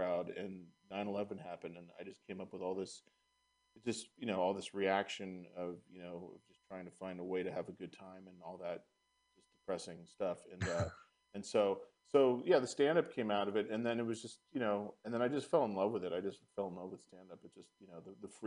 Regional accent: Marin County, California, United States; also born or lived in San Francisco; But I was raised in Marin County, and then I moved back to the city

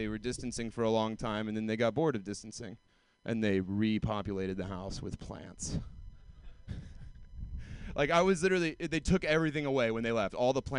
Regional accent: Georgia, United States; Like, I moved here from Georgia, deep south. It never happened to me.

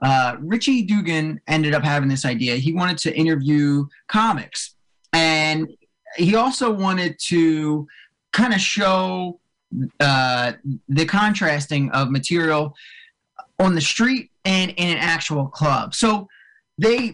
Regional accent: Cherry Hill, New Jersey, United States; I grew up in South Jersey. I grew up right outside of like Cherry Hill, way down south

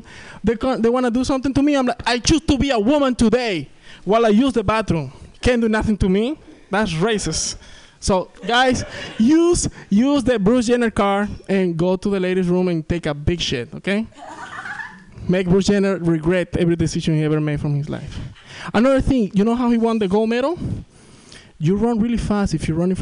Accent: Venezuela; accent: thick accent; English is a second language; now in San Francisco Bay Area, United States; I'm from South America, that's why I have this thick accent

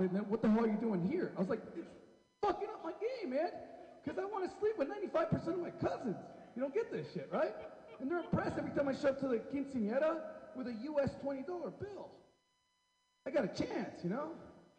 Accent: Mexicali, Baja California, Mexico; I'm from Rio, Mexico. I'm from Mexicali, Mexico.

